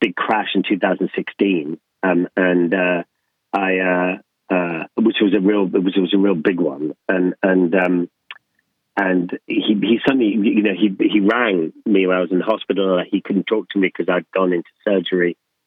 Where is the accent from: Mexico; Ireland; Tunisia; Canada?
Ireland; Leinster; when I grew up in Ireland with my dad, Sir John Boorman